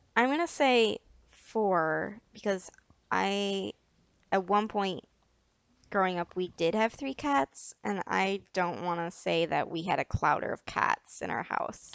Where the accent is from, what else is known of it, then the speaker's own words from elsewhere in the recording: United States; I'm American